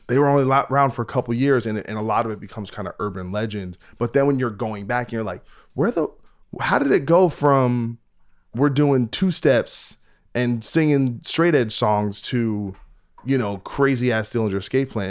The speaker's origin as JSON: {"language": "English", "region": "New Jersey", "country": "United States", "said": "I'm from New Jersey"}